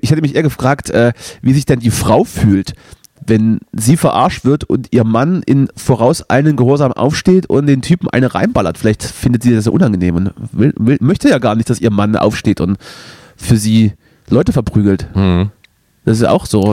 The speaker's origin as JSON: {"language": "German", "region": "East Germany", "country": "Germany", "said": "bei uns im Osten"}